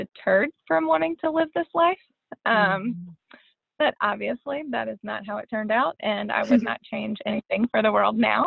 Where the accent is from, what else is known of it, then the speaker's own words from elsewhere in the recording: Birmingham, Alabama, United States; also born or lived in Nashville, Tennessee; I grew up in Birmingham, Alabama. I lived there pretty much my whole life, minus a short stint in Nashville